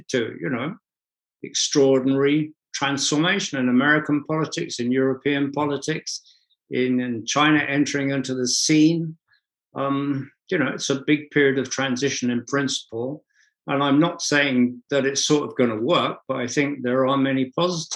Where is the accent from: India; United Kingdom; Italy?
United Kingdom; London; I was born on Tottenham High Street, and I first went to see the Spurs, the football club, there when I was 7 years old